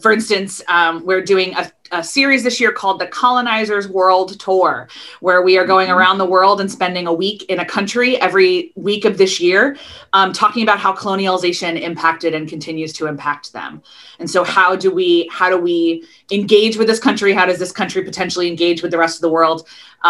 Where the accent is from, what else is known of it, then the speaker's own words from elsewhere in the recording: outside of Philadelphia, Pennsylvania, United States; moved away as an adult; also born or lived in Baltimore, Maryland / Kentucky / Northern Ireland / Texas; Loved growing up outside of Philadelphia. I definitely consider myself a Philly girl